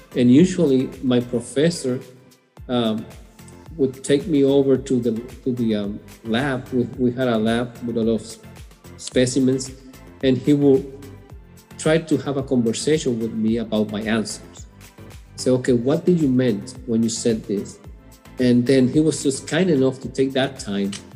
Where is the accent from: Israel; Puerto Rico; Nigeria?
Puerto Rico; English is a second language; moved away as an adult; also born or lived in New York City; now in Houston, United States; I was born in New York City uh, at young age of two and a half, moved back to Puerto Rico, where my parents are from, and grew up there